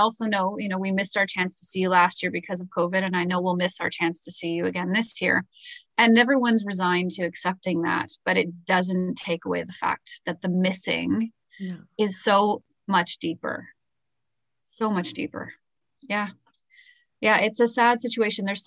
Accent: Toronto, Ontario, Canada; we're from Toronto.

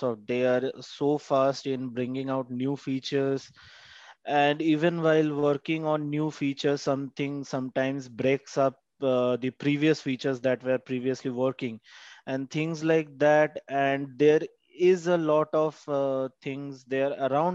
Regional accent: India; I'm from India

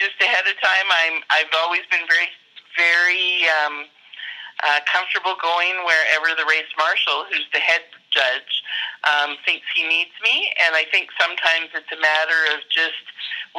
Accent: Perryvale, Alberta, Canada; I'm from Perryvale, Alberta, Canada

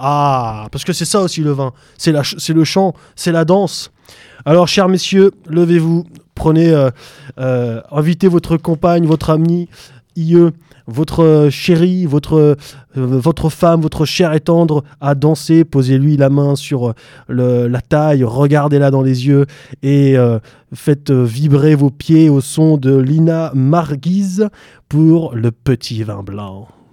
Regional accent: France; nous, en tant que Français

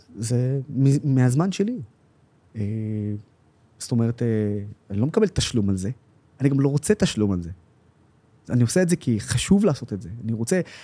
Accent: Israel; כערבי ישראלי

